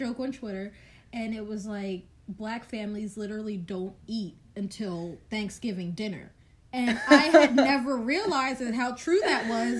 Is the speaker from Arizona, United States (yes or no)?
no; New Jersey, United States; up here, because we're from Jersey